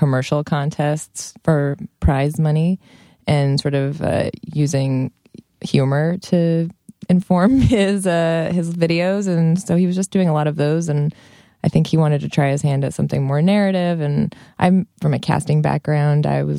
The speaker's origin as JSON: {"language": "English", "town": "Long Beach", "region": "California", "country": "United States", "said": "I'm from Long Beach, California."}